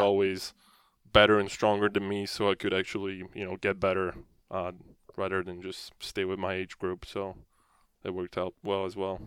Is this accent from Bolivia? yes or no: no; France; moved away; you look up to as, you know, as French people